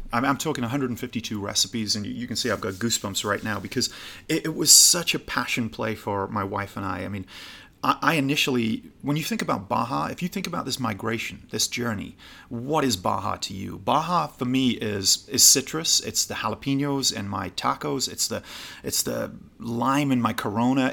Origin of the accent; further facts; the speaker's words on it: Newcastle upon Tyne, North East England, United Kingdom; also born or lived in California; now in Los Angeles, United States; originally from Newcastle, just below Scotland